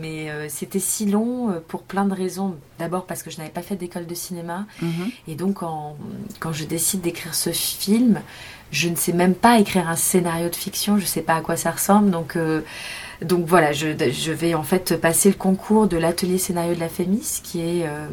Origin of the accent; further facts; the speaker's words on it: Montreuil, Île-de-France, France; je suis née en banlieue parisienne à Montreuil dans le 93 où je suis restée jusqu'à mes 20 ans